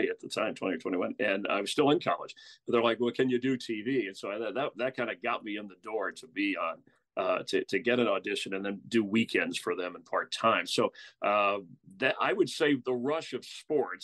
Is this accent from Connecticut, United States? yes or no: no; Florida, United States; moved away; also born or lived in Los Angeles; I'm originally from Florida